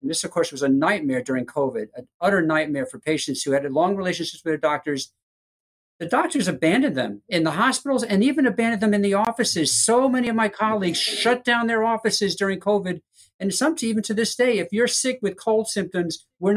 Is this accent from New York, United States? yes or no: yes; Long Island, New York, United States; moved away as an adult; now in Florida, United States; I grew up in Long Island and a Mets fan